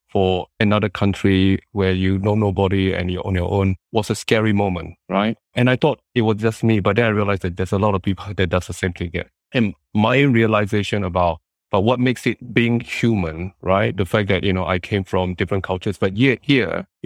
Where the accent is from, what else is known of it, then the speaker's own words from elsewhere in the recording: Singapore; I {S0} came from Singapore.